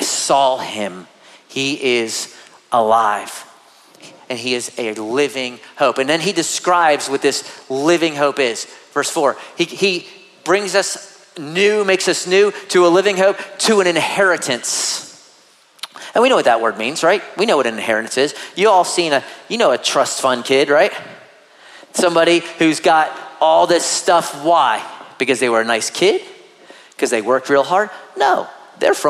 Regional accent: United States; as an American

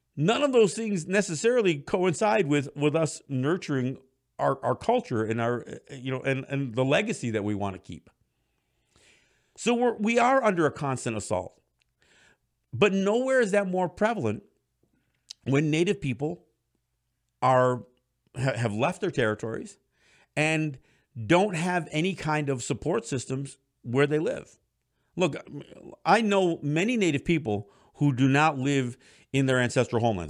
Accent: Kahnawake, Quebec, Canada; my generation, especially from Ganawage and some of the other Mohawk territories, doesn't speak the language

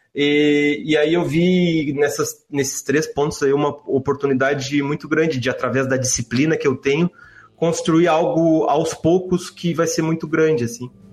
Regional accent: Rio Grande do Sul, Brazil; eu nasci no Rio Grande do Sul

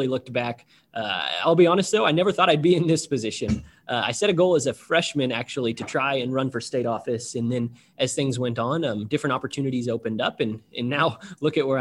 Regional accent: Nevada, Missouri, United States; moved away as an adult; now in Indianapolis, United States; I grew up in Nevada, Missouri, or south of Nevada

